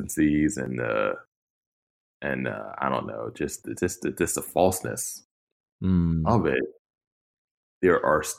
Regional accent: Pittsburgh, Pennsylvania, United States; I'm from Pittsburgh and live in Pittsburgh

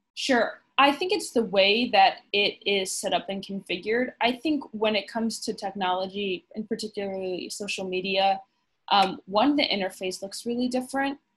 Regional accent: Chicago, Illinois, United States; I am from Chicago and I've met my boss in Chicago

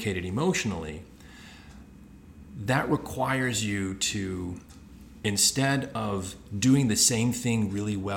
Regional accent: Houston, Texas, United States; I was born in Houston, Texas

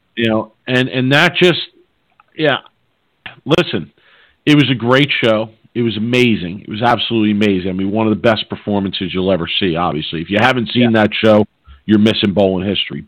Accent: Philadelphia, Pennsylvania, United States; I'm from Philly, and there's a Philadelphia term

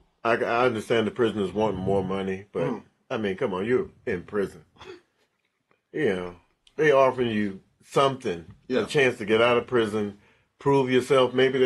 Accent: New England, United States; born there; Oh, see, I was born

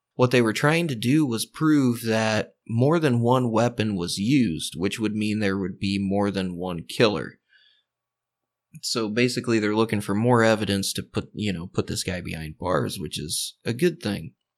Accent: Indiana, United States; the home state, Indianapolis, Indiana

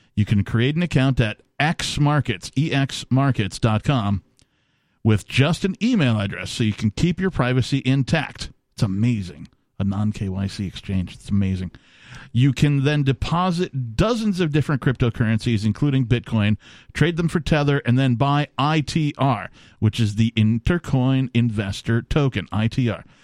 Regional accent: Wisconsin, United States; also born or lived in Minnesota / Seattle, Washington; now in New Hampshire, United States; I, you know, came out of Wisconsin

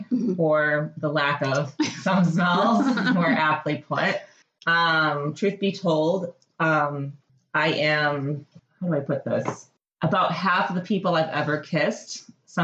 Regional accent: Michigan, United States; moved away as an adult; now in Portland, United States; I am originally from Michigan, and I've lived in Portland, Oregon for 12 years.

